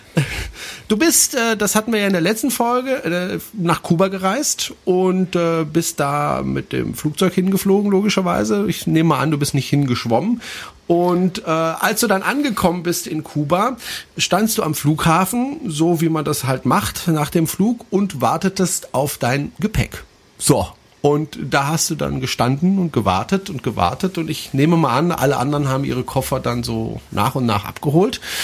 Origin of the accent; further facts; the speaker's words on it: France; German is a second language; moved away; ich bin Franzose, ich darf auch mal deutsche Fehler machen